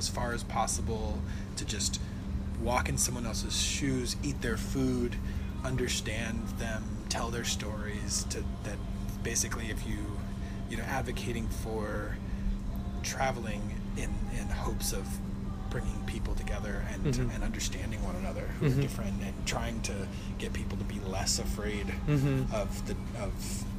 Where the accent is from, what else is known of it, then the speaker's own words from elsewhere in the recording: United States; as an American